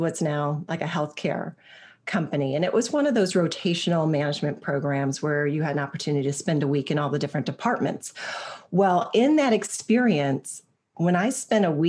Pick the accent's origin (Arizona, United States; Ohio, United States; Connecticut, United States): Ohio, United States; I was actually born and raised in Ohio